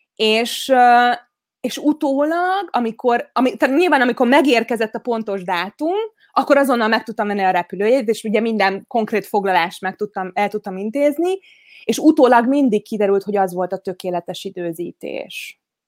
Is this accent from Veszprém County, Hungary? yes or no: yes; Veszprém, Veszprém County, Hungary; Veszprémi vagyok, tehát, hogy a Balaton mellett nőttem fel